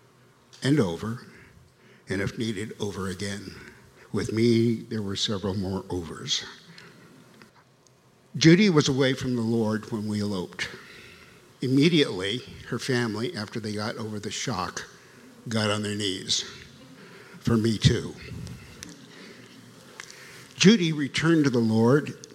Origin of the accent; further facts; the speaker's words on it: Longview, Washington, United States; moved away as an adult; also born or lived in Tacoma / Baltimore / Hartford / New Haven; I was born in Tacoma, raised in Longview